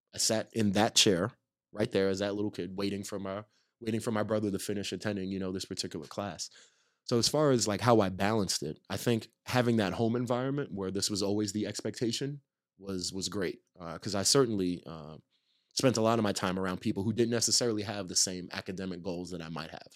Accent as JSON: {"language": "English", "town": "Nyack", "region": "New York", "country": "United States", "tie": "born or raised there", "moved": "yes", "lives_now": "Los Angeles, United States", "said": "I'm from a town called Nyack, New York, which is right north of, uh, New York City"}